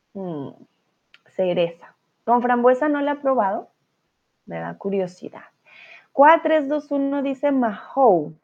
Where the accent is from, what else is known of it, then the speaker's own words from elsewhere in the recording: Colombia; now in Germany; yo soy de Colombia, soy tutora de español